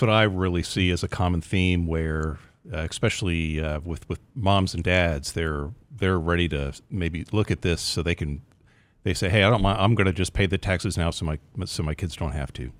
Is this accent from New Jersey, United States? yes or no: no; Pennsylvania, United States; now in Texas, United States; I'm from Pennsylvania originally